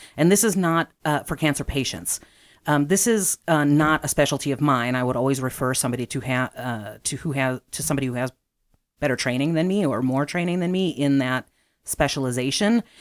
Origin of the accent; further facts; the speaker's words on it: Chicago, Illinois, United States; I am from the southeast side of Chicago, so I grew up near and, um, have lived in Chicago for most of my life.